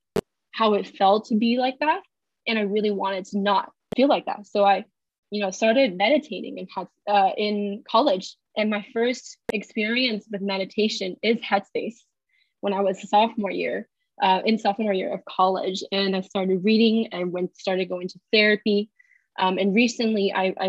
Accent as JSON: {"language": "English", "country": "China", "tie": "born or raised there", "moved": "as an adult", "lives_now": "United States", "said": "I was born and raised in China"}